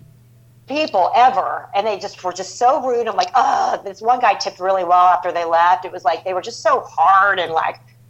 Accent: Houston, Texas, United States; now in Philadelphia, United States; I'm originally from Texas

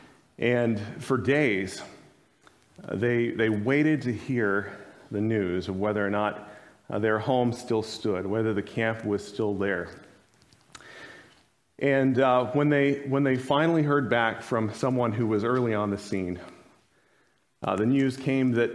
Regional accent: Arizona, United States; now in Kansas, United States; my home state, Arizona

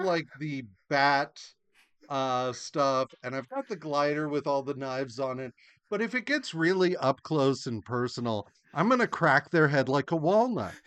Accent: United States; as an American

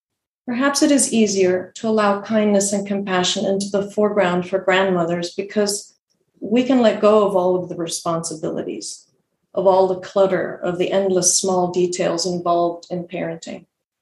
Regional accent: Argentina; also born or lived in Bolivia; I grew up in Argentina and Bolivia, and she lived in England.

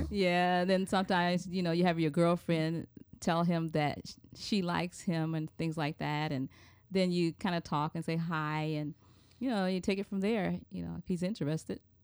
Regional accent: Chicago, Illinois, United States; moved away as an adult; now in Puerto Rico; I was born and raised here in Chicago on the South Side.

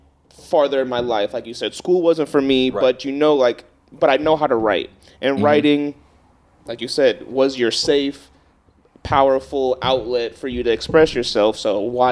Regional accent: Long Beach, California, United States; all of us here, the three of us, all Long Beach born and raised natives.

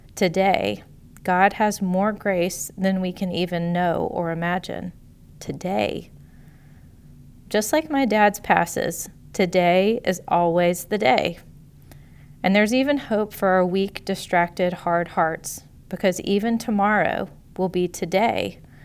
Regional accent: Chattanooga, Tennessee, United States; I grew up on Lookout Mountain, just outside of Chattanooga, Tennessee.

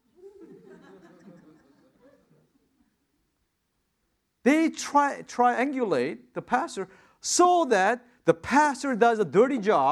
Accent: New York, United States; now in Anaheim, United States; I'm a New Yorker

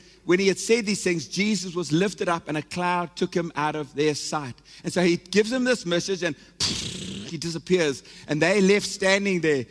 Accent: South Africa; moved away; I am South African. I'm connected to this nation

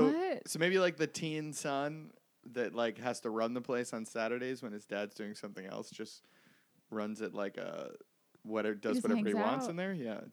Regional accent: New England, United States; I'm from New England.

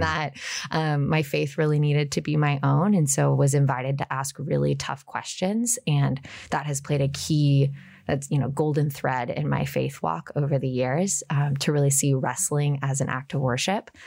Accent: Portland, Oregon, United States; moved away as an adult; also born or lived in Washington, D.C.; I grew up just outside of Portland, born and raised

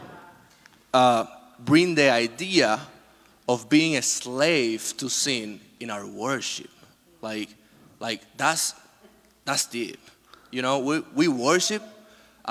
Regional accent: Dominican Republic; moved away; I was born in the Dominican Republic

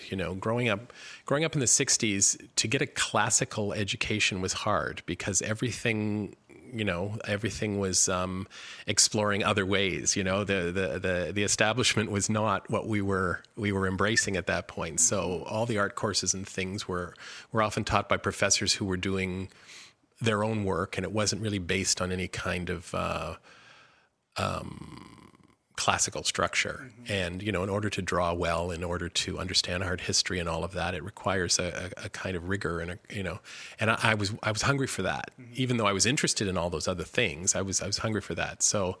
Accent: Kitchener-Waterloo, Ontario, Canada; born or raised there

